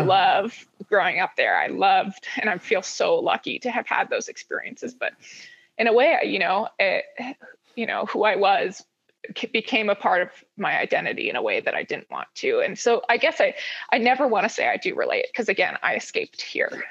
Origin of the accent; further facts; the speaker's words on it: Honokaa, Hawaii, United States; also born or lived in Honolulu, Oahu, Hawaii; now in Boulder, United States; I grew up in Honoka'a Waimea area, and it's just as country as it gets